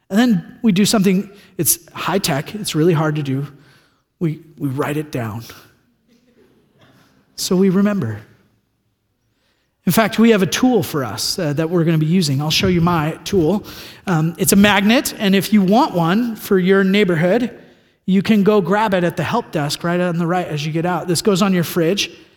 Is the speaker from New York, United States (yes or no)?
no; California, United States; moved away; I'm from California